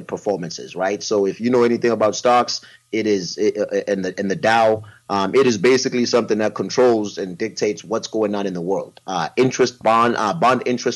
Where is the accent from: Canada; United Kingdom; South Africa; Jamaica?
South Africa; moved away; as a young man growing up in South Africa